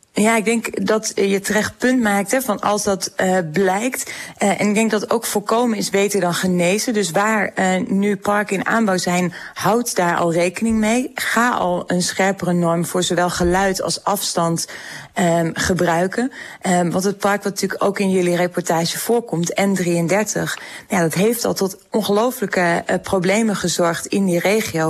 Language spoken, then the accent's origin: Dutch; Groningen, Netherlands; ik kom zelf uit Groningen, ik woon in Groningen